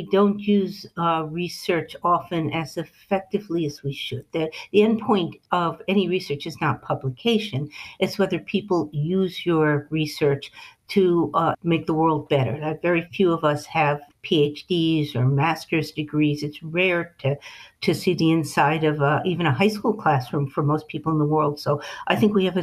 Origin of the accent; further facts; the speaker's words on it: New England, United States; I'm from New England